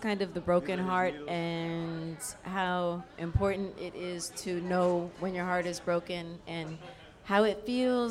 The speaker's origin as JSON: {"language": "English", "town": "New York City", "region": "New York", "country": "United States", "tie": "born or raised there", "said": "Brooklyn. Grew up in Brooklyn. Everything Brooklyn"}